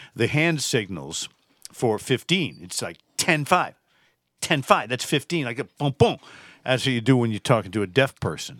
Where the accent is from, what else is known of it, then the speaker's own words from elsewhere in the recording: Massachusetts, United States; I'm from Massachusetts